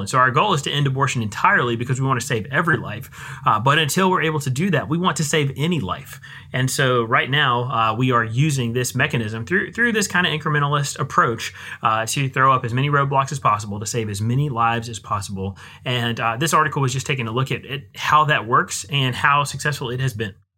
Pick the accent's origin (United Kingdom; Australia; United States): United States; I'm an American